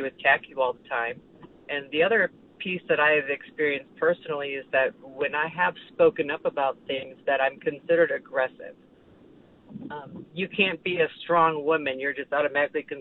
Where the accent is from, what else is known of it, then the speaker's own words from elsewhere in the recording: Chicago, Illinois, United States; moved away; I was originally from Chicago